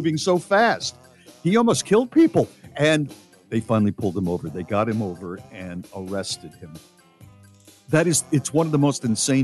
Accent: United States; as an American

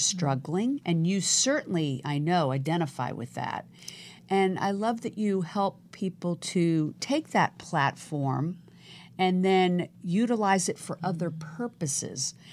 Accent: Virginia, United States; now in Los Angeles, United States; I was, uh, actually born in the South also, in Virginia.

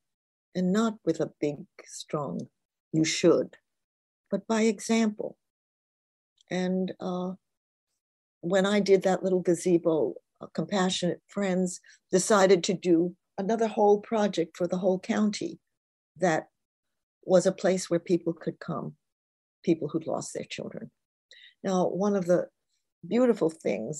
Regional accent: New York City, New York, United States; also born or lived in Newark, New Jersey; She was raising 2 children on her own from the time I was 5. We moved from Newark, New Jersey to the Bronx, in with an aunt

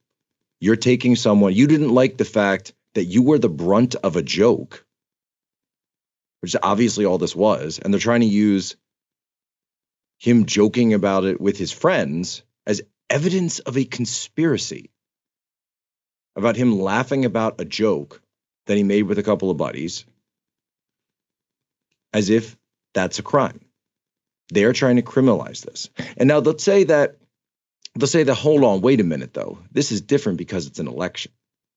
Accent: United States; Because I'm an American. And I thought that was the entire point.

